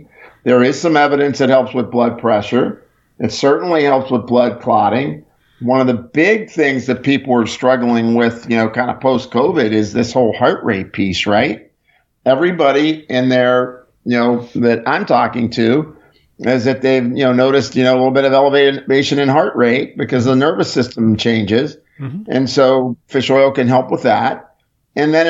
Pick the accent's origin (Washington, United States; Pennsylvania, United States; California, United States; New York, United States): Pennsylvania, United States; Pittsburgh; now in Texas, United States; I'm originally from Pittsburgh